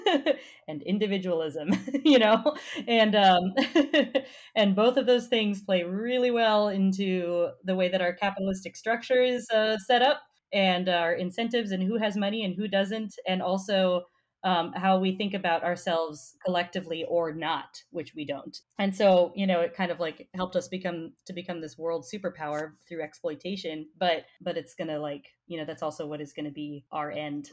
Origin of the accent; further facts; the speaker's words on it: Colorado, United States; I'm I'm from Colorado